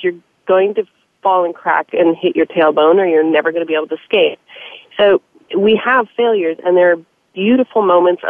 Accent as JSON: {"language": "English", "region": "the South", "country": "United States", "tie": "born or raised there", "said": "Growing up in the South"}